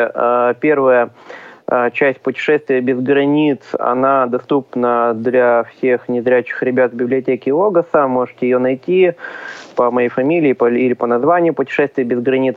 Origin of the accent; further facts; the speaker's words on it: Uray, Khanty-Mansi Autonomous Okrug, Russia; now in Yekaterinburg, Russia; Родом я с Ханты-Мансийского автономного округа, из небольшого города Урай